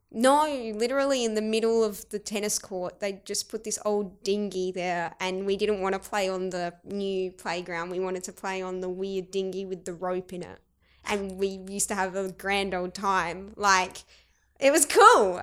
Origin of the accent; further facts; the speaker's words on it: Keith, South Australia, Australia; accent: Australian; first language Arabic; moved away; also born or lived in Adelaide; we were raised in Keith, the moment you stepped out, it was like, "G'day, mate, how's it going?" And so that's why I'm this person that's able to speak Arabic, but I have this Australian accent